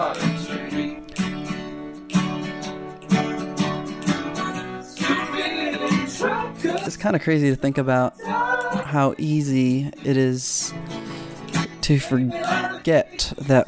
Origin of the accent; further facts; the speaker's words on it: Philippines; moved away; also born or lived in California; For the most part of my life, I grew up in the Philippines and grew up with all my friends there. And then my family and I, we moved to California